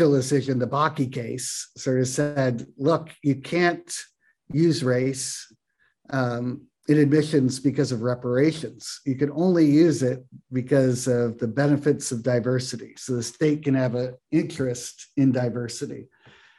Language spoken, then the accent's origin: English; Pacific Northwest, United States; also born or lived in Ellensburg, Washington; I grew up in the Pacific Northwest. My first set of years were actually in Ellensburg, Washington